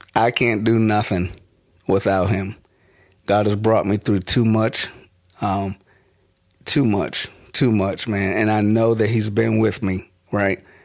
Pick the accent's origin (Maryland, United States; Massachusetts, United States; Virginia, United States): Maryland, United States; Prince George's County; also born or lived in Washington, D.C.; I am from Washington, D C. Um, born there and raised mo-, mostly in, uh, in Maryland. Uh, so we'll say, like, Prince George's County